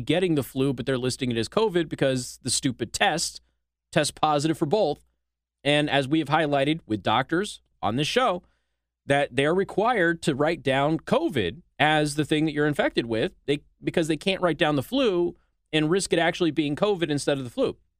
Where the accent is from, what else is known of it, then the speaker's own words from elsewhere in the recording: Nevada, United States; my home state of Nevada